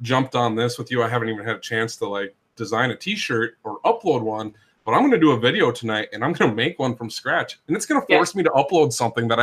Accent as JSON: {"language": "English", "region": "Minnesota", "country": "United States", "moved": "yes", "lives_now": "Northern Kentucky, United States", "said": "I'm originally from Minnesota. Kentucky never gets cold to me"}